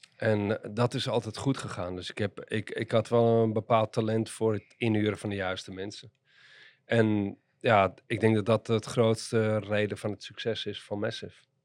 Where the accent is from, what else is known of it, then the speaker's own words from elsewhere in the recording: Amsterdam, North Holland, Netherlands; Maar ik ben geboren en getogen in Amsterdam. En opgegroeid in Amsterdam-West, in Nieuw-West.